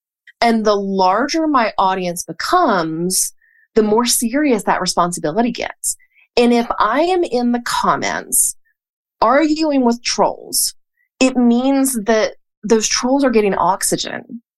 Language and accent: English; Hickory, North Carolina, United States; Hickory, North Carolina.